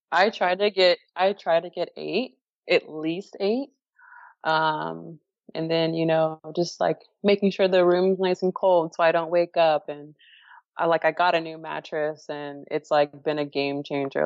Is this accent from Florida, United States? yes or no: yes; Florida, United States; moved away as an adult; also born or lived in Houston; my home state near my family